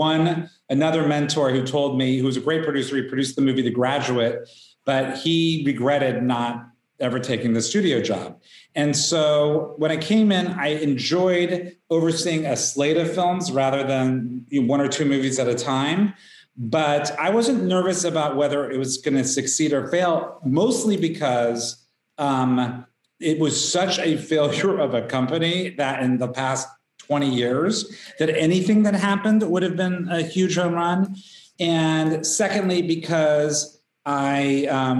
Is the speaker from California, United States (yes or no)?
no; Wichita, Kansas, United States; I grew up in Wichita, Kansas